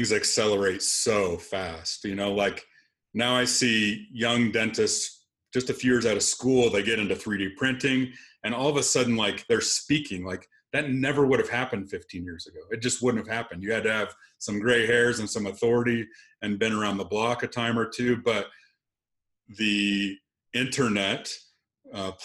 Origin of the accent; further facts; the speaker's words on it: Lexington, Nebraska, United States; moved away as an adult; I was going to be back in my hometown working at my dad's store, and then I would be the heir apparent to a rental store in Lexington, Nebraska